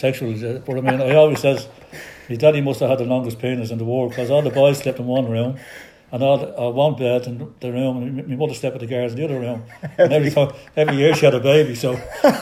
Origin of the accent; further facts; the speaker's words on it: Dublin, Leinster, Ireland; I was born in Market House, and I was born in 12G Market House